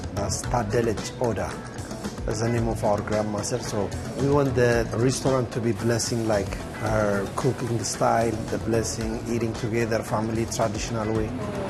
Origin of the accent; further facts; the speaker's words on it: Addis Ababa, Ethiopia; now in San Francisco, United States; So I was born and grew up in Addis Ababa, Ethiopia, a place called Mercato.